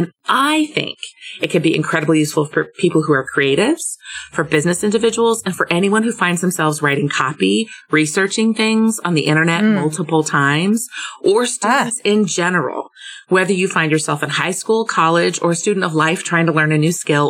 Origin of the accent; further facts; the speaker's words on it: Hamburg, Germany; also born or lived in Munich / Bangkok; I am now back in my hometown of Hamburg, Germany.